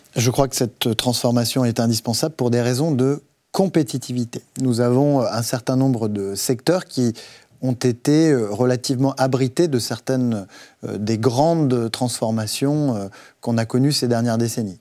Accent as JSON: {"language": "French", "area": "Haute-Loire", "region": "Auvergne-Rhône-Alpes", "country": "France", "tie": "born or raised there", "moved": "yes", "lives_now": "Versailles, France", "said": "Haute-Loire, c'est-à-dire en Auvergne, euh, là où j'ai grandi"}